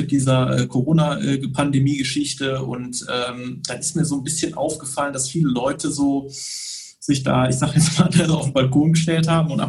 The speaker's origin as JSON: {"language": "German", "town": "Bonn", "region": "North Rhine-Westphalia", "country": "Germany", "tie": "born there", "said": "Ich bin in Bonn geboren. Bonn ist so meine Stadt"}